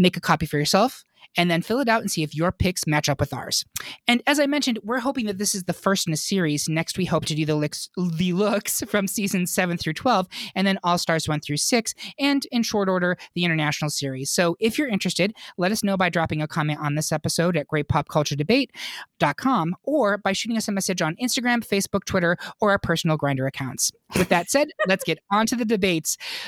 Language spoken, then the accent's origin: English; Lafayette, United States; Bitch, I am from Lafayette.